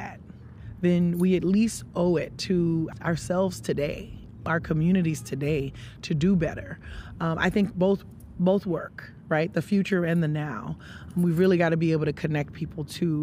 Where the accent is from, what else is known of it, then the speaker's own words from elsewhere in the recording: rural Louisiana, United States; I'm African American, raised in rural Louisiana